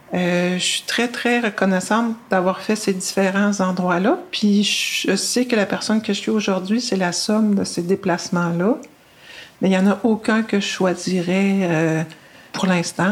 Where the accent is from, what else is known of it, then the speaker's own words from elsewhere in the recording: Brossard, Quebec, Canada; moved away as an adult; also born or lived in Plateau Mont-Royal, Montreal / Abitibi; now in Sherbrooke, Canada; J'ai grandi, moi, à Brossard